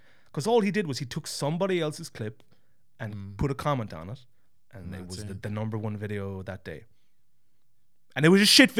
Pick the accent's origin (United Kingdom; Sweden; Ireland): Ireland; County Kerry, Munster; now in Estonia; I'm from God's country. I'm from County Kerry.